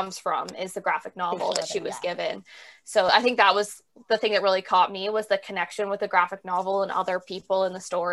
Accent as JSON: {"language": "English", "country": "Canada", "said": "as a Canadian"}